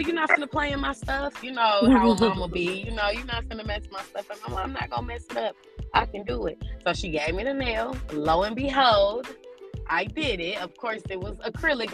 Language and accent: English; Illinois, United States; moved away; I grew up in a little town in Illinois. Whoop, I'm a Midwest girl.